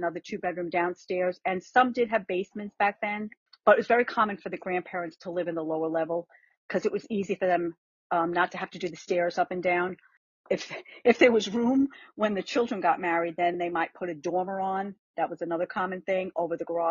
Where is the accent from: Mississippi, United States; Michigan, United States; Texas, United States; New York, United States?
New York, United States; New York City; moved away as an adult; also born or lived in Long Island, New York; now in Florida, United States; I was born in Manhattan, and we lived on the Upper West Side off 205th off Broadway, which is almost to Inwood, which is the far north section of Manhattan, closest to the Bronx.